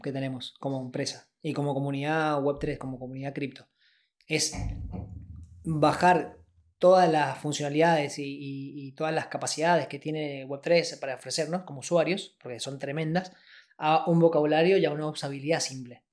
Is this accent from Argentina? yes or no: yes; Argentina; venimos de un país en donde yo nací en el 88 y nací en crisis.